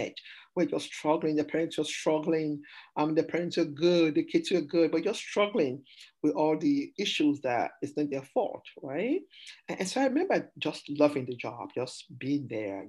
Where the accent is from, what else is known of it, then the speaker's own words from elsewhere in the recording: Sierra Leone; also born or lived in Massachusetts, United States; now in Arizona, United States; I'm an immigrant from Sierra Leone.